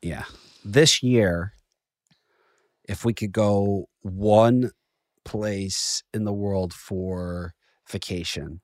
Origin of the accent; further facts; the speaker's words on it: Chicago, Illinois, United States; now in New York, United States; I'm from Chicago